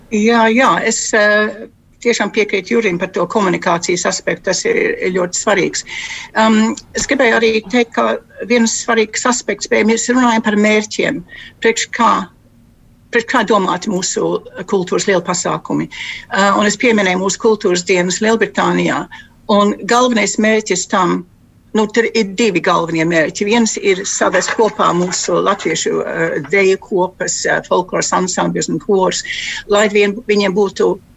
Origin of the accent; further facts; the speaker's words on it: England, United Kingdom; es esmu dzimusi Anglijā no latviešu vecākiem